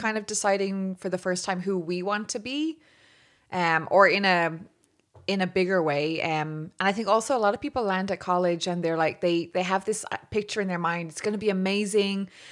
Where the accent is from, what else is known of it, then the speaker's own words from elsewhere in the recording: Dublin, Leinster, Ireland; I was born in Dublin, still living here.